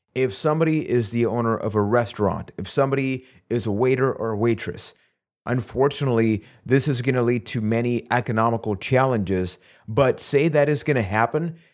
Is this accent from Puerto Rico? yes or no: yes; Puerto Rico; I am from Puerto Rico.